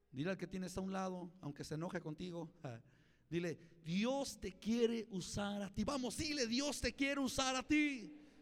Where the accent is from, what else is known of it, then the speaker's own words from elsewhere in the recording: Mexico; yo soy más mexicano que nopal